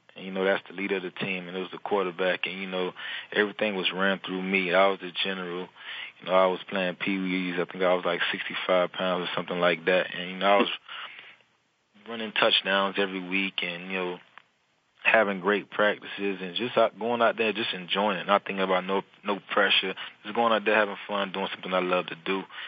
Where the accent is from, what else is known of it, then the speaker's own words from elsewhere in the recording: Miami, Florida, United States; moved away as an adult; now in New Orleans, United States; growing up in Miami as a young boy was kind of hard